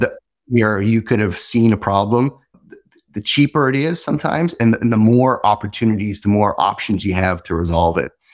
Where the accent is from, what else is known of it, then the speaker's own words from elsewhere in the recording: Montreal, Quebec, Canada; I grew up in Montreal